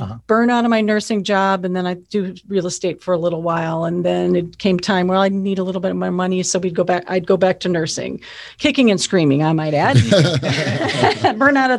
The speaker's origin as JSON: {"language": "English", "town": "Phoenix", "region": "Arizona", "country": "United States", "said": "I'm from Phoenix."}